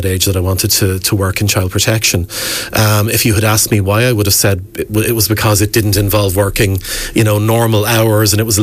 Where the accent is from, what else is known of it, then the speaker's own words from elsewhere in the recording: Wexford, Leinster, Ireland; I grew up here in Wexford